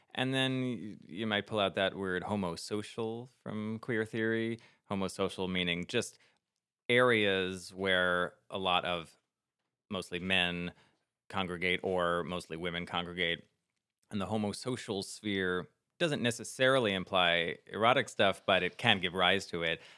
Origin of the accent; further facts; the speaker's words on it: New Jersey, United States; growing up in New Jersey in the late '90s, early 2000s